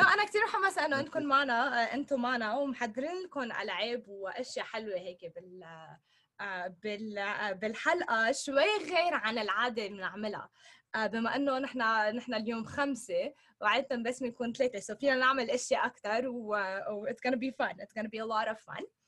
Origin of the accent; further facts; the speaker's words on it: Sidon, South Governorate, Lebanon; now in Los Angeles, United States; هون انا بلوس انجلوس سو بس حدا يسالني انت من وين الجواب آه، من صيدا لانه ما حدا بيعرف وين الميوميه فانا كمان بقول انه انا من صيدا